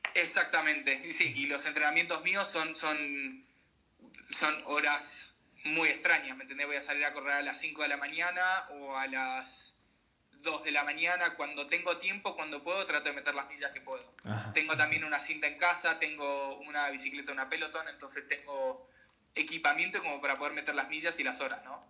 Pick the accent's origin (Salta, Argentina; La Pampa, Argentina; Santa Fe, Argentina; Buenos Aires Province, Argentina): Salta, Argentina; moved away as an adult; also born or lived in Mar del Plata / Chubut / Buenos Aires / Colorado; now in United States; yo me crié haciendo deportes de, chico, yo soy salteño, y me, crié haciendo deporte de chico en, Salta